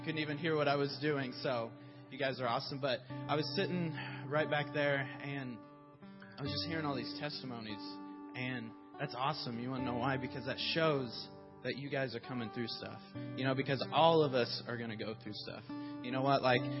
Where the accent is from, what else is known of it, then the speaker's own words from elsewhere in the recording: Muskogee, Oklahoma, United States; moved away as an adult; I'm from Muskogee, Oklahoma.